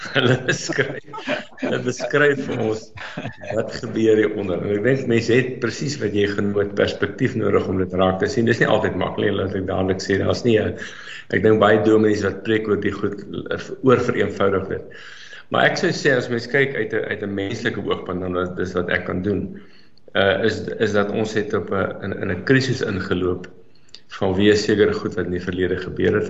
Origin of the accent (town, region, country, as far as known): South Africa